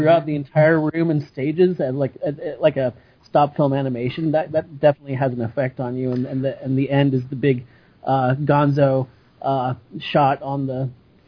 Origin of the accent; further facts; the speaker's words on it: Ketchikan, Alaska, United States; now in Seattle, United States; growing up in Alaska, in Ketchikan, Alaska